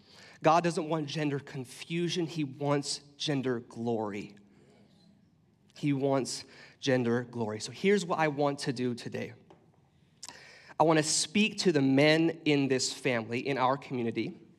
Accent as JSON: {"language": "English", "region": "Washington", "country": "United States", "tie": "born or raised there", "said": "I grew up in Central Washington, and I grew up snowboarding and hiking out in the snow."}